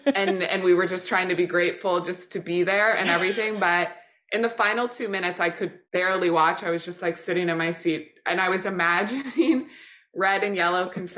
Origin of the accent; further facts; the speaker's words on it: Midwest, United States; I'm a Midwesterner, people pleaser, rule follower